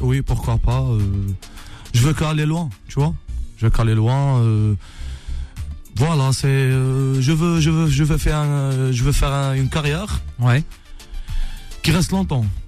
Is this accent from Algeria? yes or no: yes; Oran, Oran Province, Algeria; je suis né à Oran, Algérie